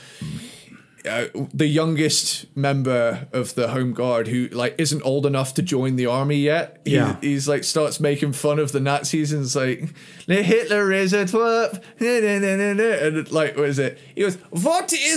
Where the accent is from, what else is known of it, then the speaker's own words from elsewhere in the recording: United Kingdom; I didn't actually have as British a childhood as some other, you know, kids